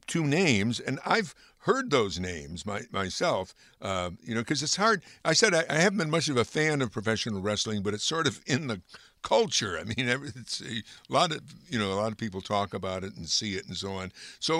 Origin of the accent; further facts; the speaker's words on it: Amsterdam, New York, United States; my hometown of Amsterdam, New York